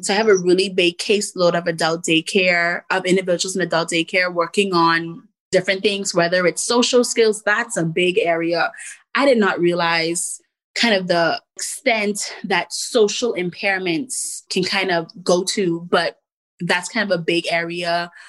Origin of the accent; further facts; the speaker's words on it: Bahamas; moved away as an adult; also born or lived in Elmira, New York / Washington, D.C. / Virginia; growing up in the Bahamas